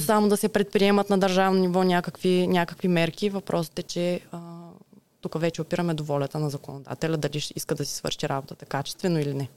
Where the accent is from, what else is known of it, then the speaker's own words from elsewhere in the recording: Ruse, Ruse Province, Bulgaria; Аз съм от Русе, да. Тук съм родена, тук съм израснала